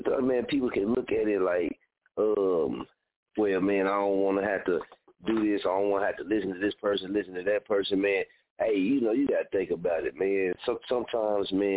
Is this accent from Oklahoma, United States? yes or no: yes; Oklahoma, United States; moved away; also born or lived in Wichita; I ain't from Wichita, I'm from Oklahoma